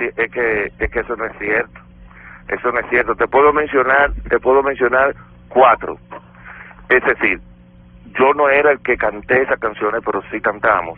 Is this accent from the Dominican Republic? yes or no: yes; Dominican Republic; soy un negrito caribeño de República Dominicana